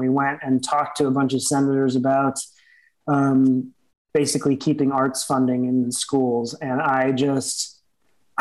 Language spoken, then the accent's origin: English; Los Angeles, California, United States; growing up in Los Angeles, there's not that many old buildings